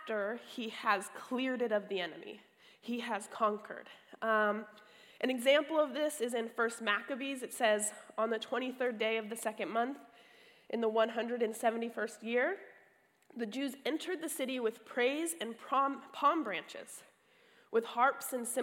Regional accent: California, United States; I'm from California

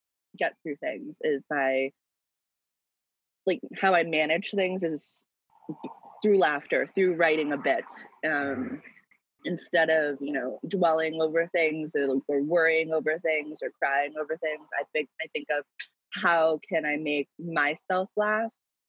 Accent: Atlanta, Georgia, United States; I grew up in Atlanta

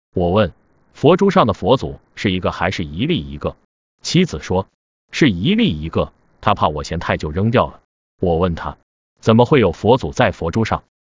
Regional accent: China; 我是来自中国的客人

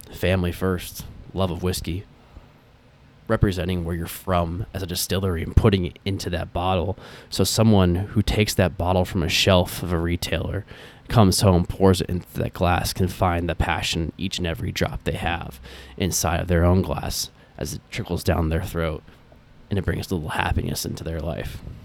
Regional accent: Des Moines, Iowa, United States; moved away; I was a kid growing up in Des Moines, Iowa

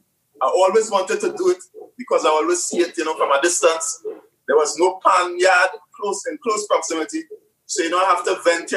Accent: Lavantil, Louisiana, United States; now in Barataria, United States; I grew up in Lavantil, but I don't live in Lavantil now.

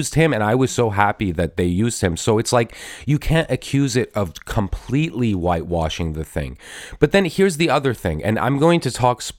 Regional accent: Iran; now in United States; but I'm originally from Iran. My parents are immigrants from Iran, and Iran is actually in Asia. So that makes me Asian American.

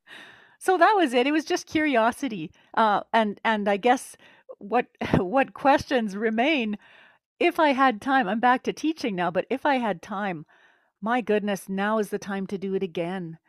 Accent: Winnipeg, Manitoba, Canada; i'm canadian from the center of the universe which would be manitoba winnipeg

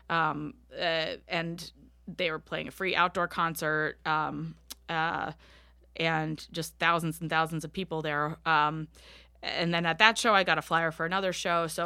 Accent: Washington, District of Columbia, United States; now in Philadelphia, United States; I live in Philadelphia, but I grew up in the Washington, D.C. metropolitan area.

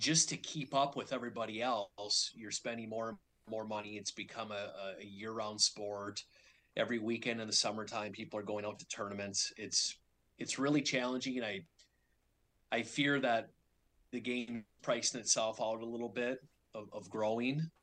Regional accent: Minnesota, United States; moved away as an adult; I grew up in Minnesota, which is the hockey hotbed

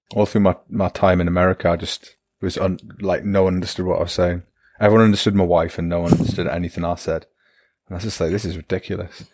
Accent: Newcastle upon Tyne, North East England, United Kingdom; accent: Newcastle; now in Germany; I'm terrible at not fixing my own accent, especially if I've been drinking or I've been to Newcastle for a few weeks

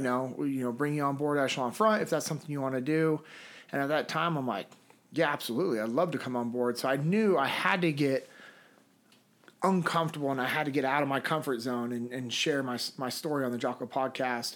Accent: Sacramento, California, United States; moved away as an adult; now in Memphis, United States; Originally, I'm from Sacramento, California.

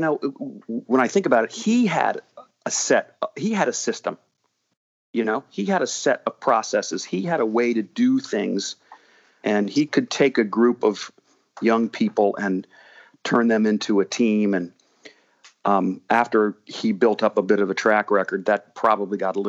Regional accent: College Park, Maryland, United States; also born or lived in Washington, D.C.; I grew up in College Park Woods

